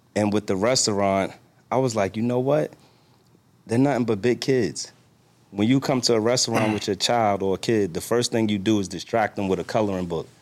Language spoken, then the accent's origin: English; New York, United States; now in Washington, D.C., United States; I'm from New York, live in D C